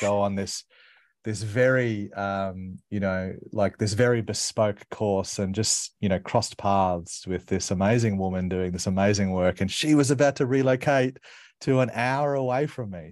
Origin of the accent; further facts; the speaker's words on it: Brisbane, Queensland, Australia; I grew up in Brisbane